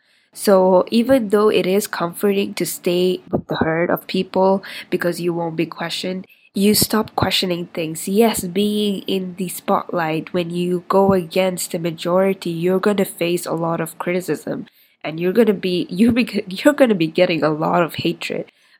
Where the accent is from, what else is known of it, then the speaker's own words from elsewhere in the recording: India; also born or lived in Middle East; I'm 23 years old. I'm Indian. But I didn't grow up there. I spent most of my life in the Middle East, and I've migrated to a lot of different countries